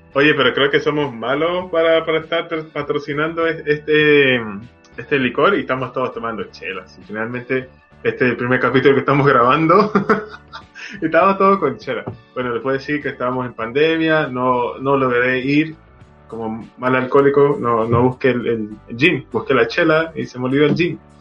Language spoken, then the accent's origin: Spanish; Venezuela; now in Chile; siendo venezolano